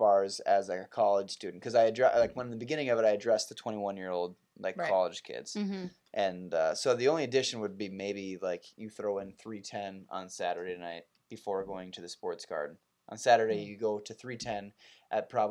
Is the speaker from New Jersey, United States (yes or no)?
no; Crosby, Minnesota, United States; we're the Brainerd Lakes